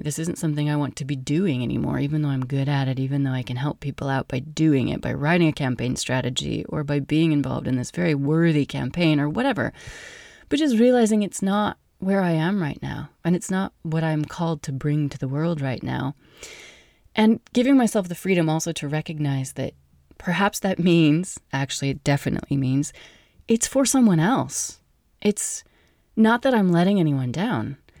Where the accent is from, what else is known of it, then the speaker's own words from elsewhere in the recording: Wyoming, United States; I'm from Wyoming